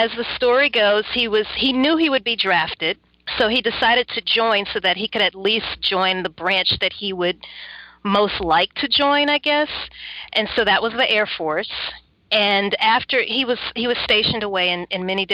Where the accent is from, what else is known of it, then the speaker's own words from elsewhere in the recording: Baton Rouge, Louisiana, United States; also born or lived in New Orleans, Louisiana; I am originally from Baton Rouge, Louisiana